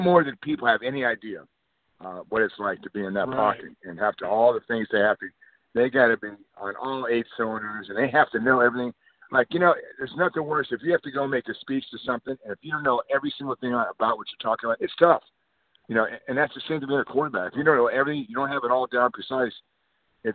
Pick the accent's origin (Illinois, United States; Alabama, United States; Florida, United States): Florida, United States; Miami; now in Lexington, United States; I grew up in Miami